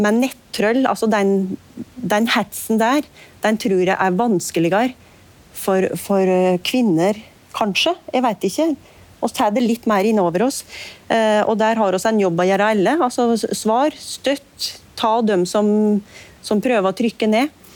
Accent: Nord-Gudbrandsdalen, Innlandet, Norway; der jeg kommer fra

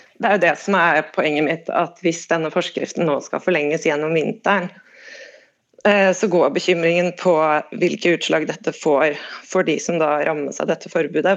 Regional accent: Eastern Norway, Norway; accent: østlending; now in Bergen, Norway; som du hører så er jeg østlending, så jeg har vokst opp og vant med at vi kunne få under minus 15 på vinteren

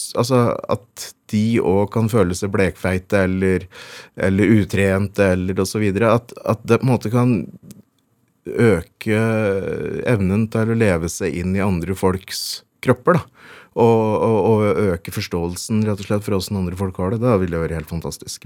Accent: Veldre, Innlandet, Norway; born or raised there

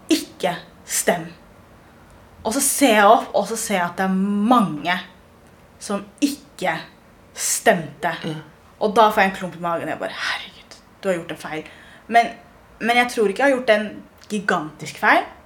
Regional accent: Norway; Jeg er 1,83. Eh, jeg er norsk-somalier, og jeg har følelser.

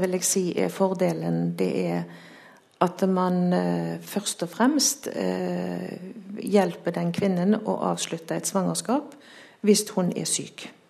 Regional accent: Haugesund, Rogaland, Norway; jeg er jo fra Haugesund.

